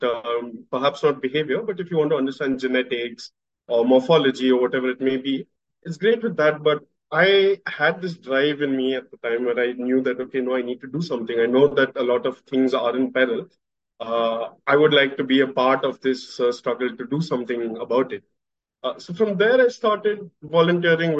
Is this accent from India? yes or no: yes; Pune, Maharashtra, India; I was born and brought up in Pune